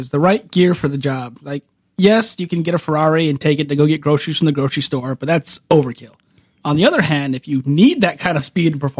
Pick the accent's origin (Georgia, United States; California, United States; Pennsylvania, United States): California, United States; Woodlake; I grew up in Woodlake.